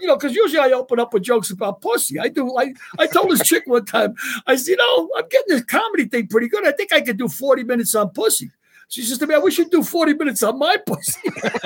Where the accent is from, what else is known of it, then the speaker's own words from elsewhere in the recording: New York, United States; I'm from New York